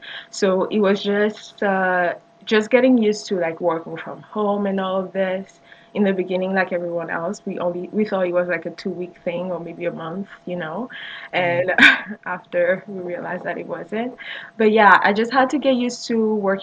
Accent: Côte d’Ivoire; also born or lived in Senegal; now in Canada; His grandparents moved to the Ivory Coast, and that's why I'm like from the Ivory Coast

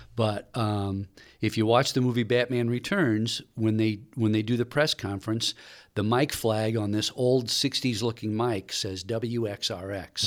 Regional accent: St. Louis, Missouri, United States; moved away; I grew up in Saint Louis listening to K C ninety five

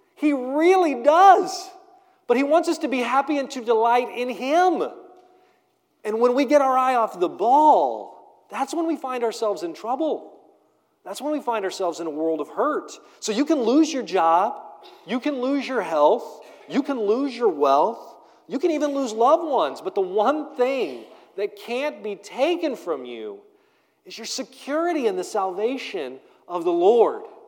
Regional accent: United States; we do this thing as American Christians

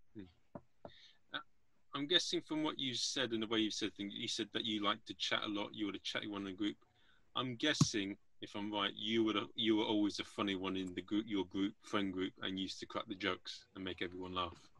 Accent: England, United Kingdom; I'm an Englishman.

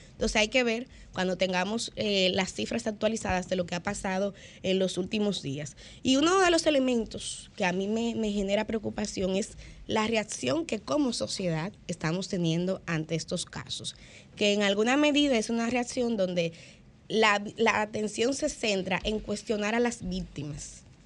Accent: Santo Domingo, Distrito Nacional, Dominican Republic; yo soy de Villaconsuelo, muy orgullosa de, mi barrio, de mis orígenes

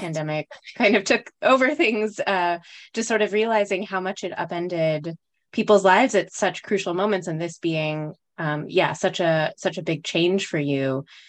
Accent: Los Alamos, New Mexico, United States; We grew up together in Los Alamos

